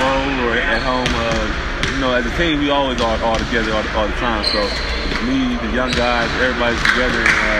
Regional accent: Milwaukee, Wisconsin, United States; moved away; I grew up in Milwaukee

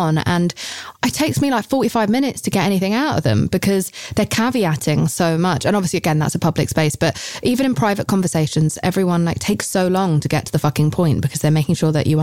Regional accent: United Kingdom; I'm British.

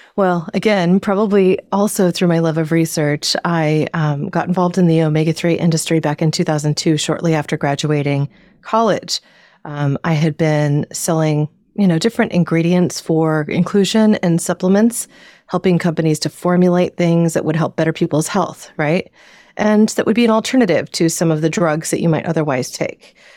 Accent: Southern Oregon, United States; now in Northern California, United States; I grew up in Southern Oregon and what is known as the Pacific Northwest

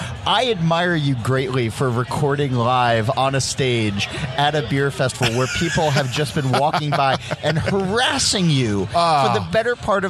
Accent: New York metro area, United States; I grew up in the New York metro area.

